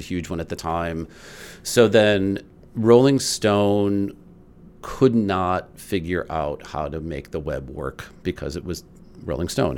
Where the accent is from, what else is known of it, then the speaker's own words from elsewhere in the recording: Highland Park, Illinois, United States; I grew up in Highland Park